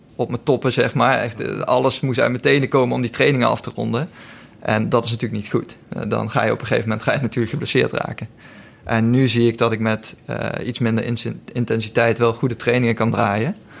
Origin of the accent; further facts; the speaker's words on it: Lent, Gelderland, Netherlands; moved away as an adult; now in Amsterdam, Netherlands; Ik heb altijd gevoetbald in, in de buurt van Nijmegen, waar ik vandaan kom, in Lent